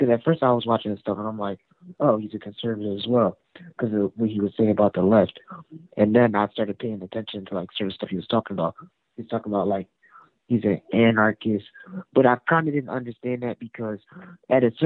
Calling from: Philadelphia, Pennsylvania, United States; I'm calling from Philly

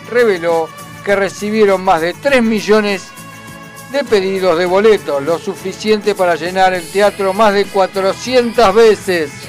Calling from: Villa Martelli, Buenos Aires Province, Argentina; Sí, soy de Villa Martelli, Andrés. Eh, estoy escuchando la radio, está muy bueno.

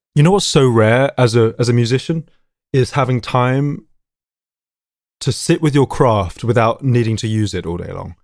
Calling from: London, United Kingdom; I'm calling from North London, calling from my, my lockdown location, my family music room

